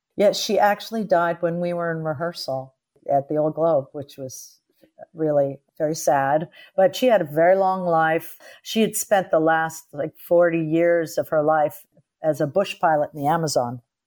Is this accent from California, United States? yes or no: yes; Los Angeles, California, United States; I was born in Los Angeles